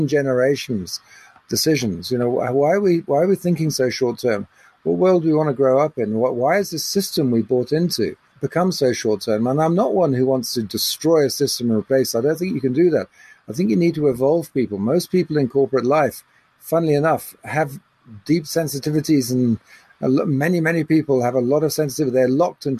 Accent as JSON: {"language": "English", "region": "England", "country": "United Kingdom", "tie": "born or raised there", "moved": "yes", "lives_now": "South Africa", "said": "I was brought up in England"}